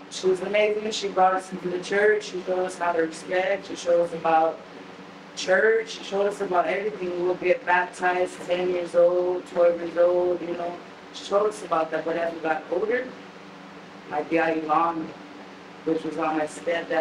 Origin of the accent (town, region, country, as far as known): San Antonio, Texas, United States; born or raised there; also born or lived in Milwaukee, Wisconsin